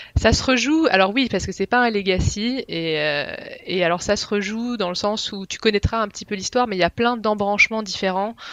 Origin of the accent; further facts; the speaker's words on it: Picardy, Hauts-de-France, France; moved away as an adult; now in Switzerland; je viens de France, de Picardie à l'origine